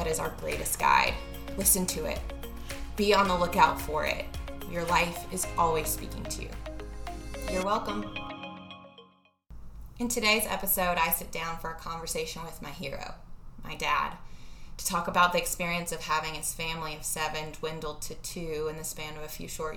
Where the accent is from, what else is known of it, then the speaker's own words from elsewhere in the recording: Tuscaloosa, Alabama, United States; moved away as an adult; I am back in Tuscaloosa today. I drove back last night to my hometown where I grew up